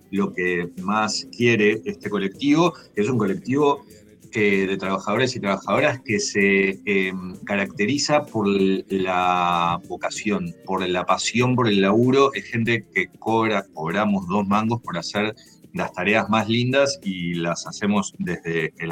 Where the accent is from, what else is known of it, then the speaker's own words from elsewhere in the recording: Uruguay; soy, un uruguayo de casualidad.